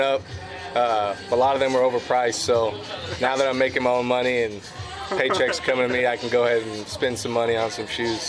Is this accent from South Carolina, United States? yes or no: no; Texas, United States; I'm from Texas